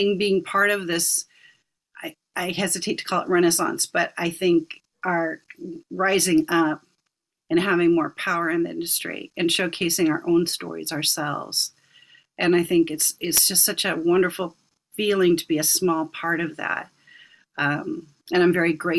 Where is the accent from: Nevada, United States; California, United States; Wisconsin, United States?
California, United States; Southern; I grew up in Southern California